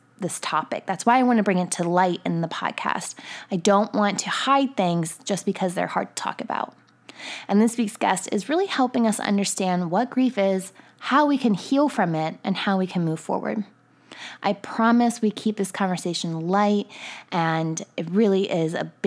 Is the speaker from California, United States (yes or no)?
no; Boonsboro, Maryland, United States; My hometown of Boonesboro, Maryland